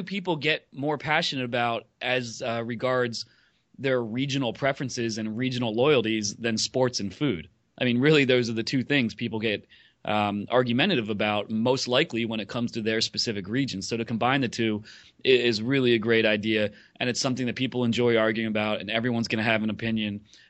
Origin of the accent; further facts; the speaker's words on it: Philadelphia, Pennsylvania, United States; moved away as an adult; also born or lived in Pittsburgh; now in New York City, United States; I grew up in the Philadelphia area, and I went to college in Pittsburgh